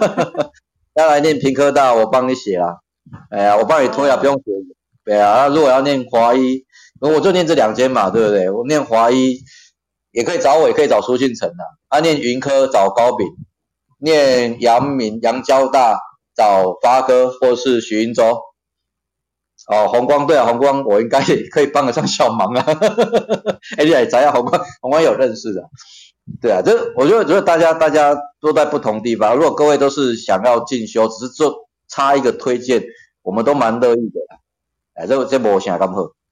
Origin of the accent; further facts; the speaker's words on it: southern Taiwan, Taiwan; 我南部人比较常讲台语